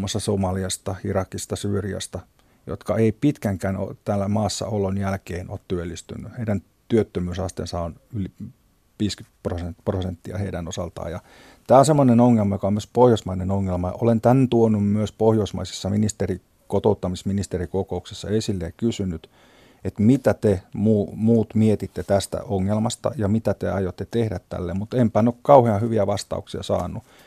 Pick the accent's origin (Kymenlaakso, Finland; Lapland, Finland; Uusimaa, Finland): Kymenlaakso, Finland; Kouvola; tuolta meiltäkään päin